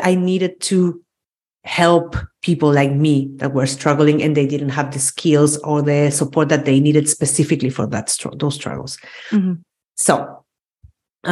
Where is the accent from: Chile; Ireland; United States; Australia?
Chile; moved away as an adult; also born or lived in Austria; now in Spain; I was born and raised in Chile